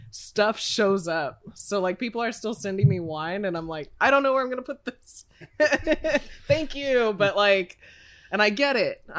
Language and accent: English; Sonoma, California, United States; I feel like I was born and raised in Sonoma. Like that's where my career started was Russian River. My heart will forever be in Sonoma County.